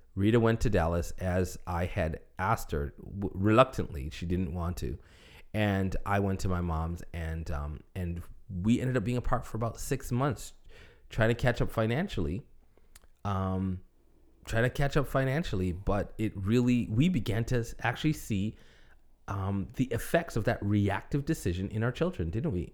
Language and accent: English; Toronto, Ontario, Canada; moved away as an adult; also born or lived in Buffalo, New York / Michigan; I was in Toronto. I was in ministry. I was in my hometown with my family.